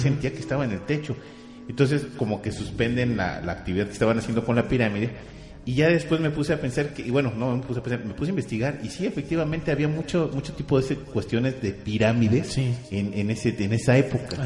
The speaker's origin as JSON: {"language": "Spanish", "country": "Mexico", "said": "nosotros mismos como mexicanos"}